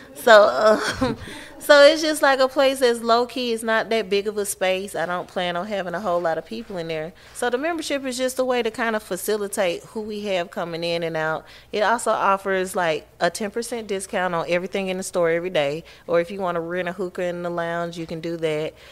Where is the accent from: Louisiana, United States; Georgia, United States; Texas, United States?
Georgia, United States; Atlanta; Born and raised Georgia peach.